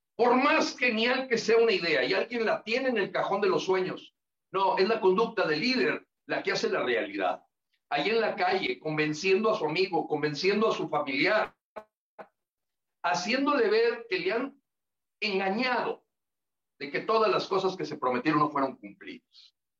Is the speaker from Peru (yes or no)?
no; Mexico; creo que aquí ya nos tenemos que hablar como mexicanos